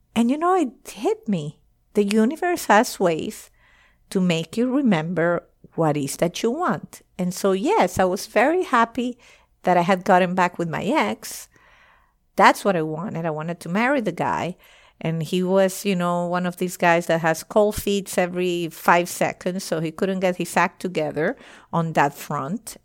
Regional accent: Venezuela; moved away as an adult; also born or lived in United States / France; I eventually moved back to Venezuela. I was moving from the United States to Venezuela

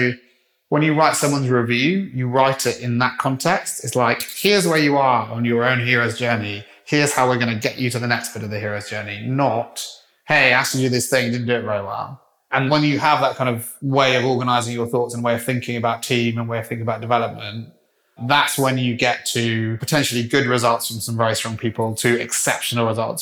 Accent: Wales, United Kingdom; I'm a Welshman

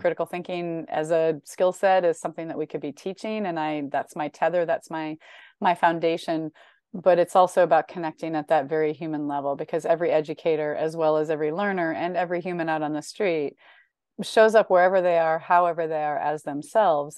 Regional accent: Northern Illinois, United States; I grew up in Northern Illinois

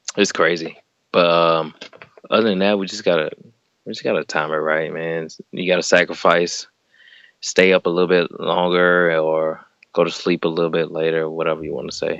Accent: Alabama, United States; I'm from Alabama, and everything in Alabama is like ridiculous

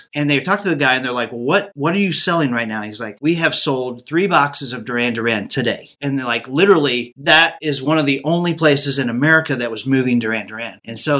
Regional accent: Tulsa, Oklahoma, United States; I grew up in Tulsa, Oklahoma, okay? Tulsa, Oklahoma was one of the pilot cities for MTV.

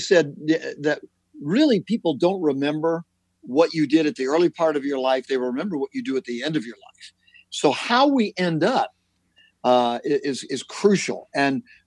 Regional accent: Southern California, United States; I'm born and raised in Southern California

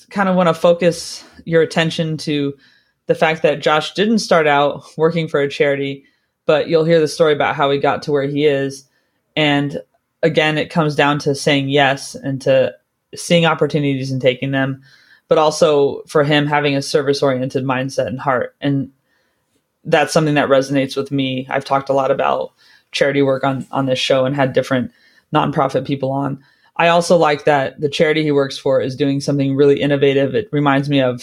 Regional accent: California, United States; now in London, United Kingdom; I grew up in California

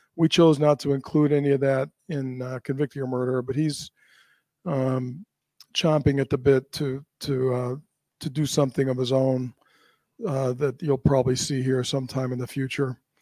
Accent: United States; as an American

